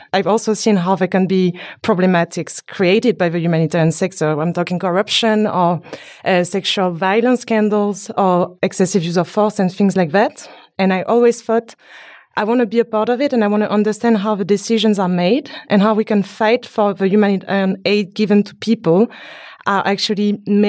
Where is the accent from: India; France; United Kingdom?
France; I'm from France, but my family is from Haiti